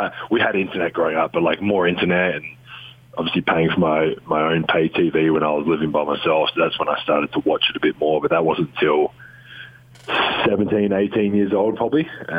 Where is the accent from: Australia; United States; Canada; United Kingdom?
Australia; Adelaide, South Australia; My dream growing up was to play for Australia and was to play for the Adelaide 36ers, my hometown team.